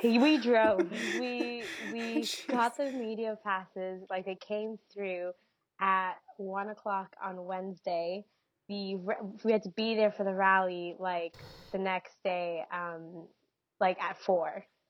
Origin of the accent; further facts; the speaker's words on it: Canada; I'm first generation Canadian.